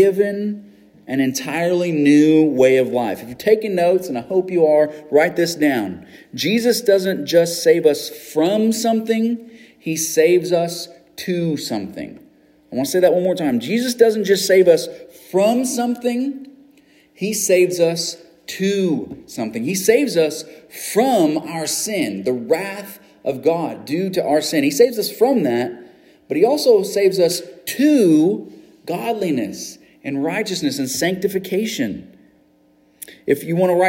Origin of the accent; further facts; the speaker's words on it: United States; as an American